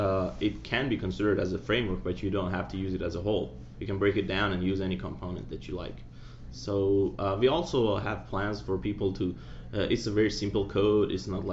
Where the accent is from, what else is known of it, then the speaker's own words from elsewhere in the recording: Iran; now in Virginia, United States; Originally, I'm from Iran, but I reside in US now in Virginia.